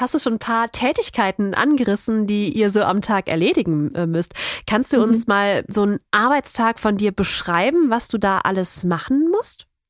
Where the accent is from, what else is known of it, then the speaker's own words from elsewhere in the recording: North Rhine-Westphalia, Germany; wir kommen ja, ja aus NRW